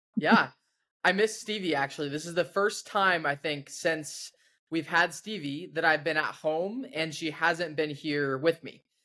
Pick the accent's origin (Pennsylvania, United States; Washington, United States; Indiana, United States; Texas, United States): Washington, United States; growing up in Washington myself